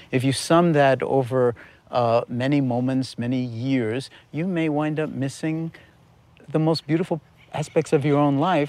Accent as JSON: {"language": "English", "town": "New York City", "region": "New York", "country": "United States", "tie": "born or raised there", "said": "I was born in New York City in nineteen forty-four"}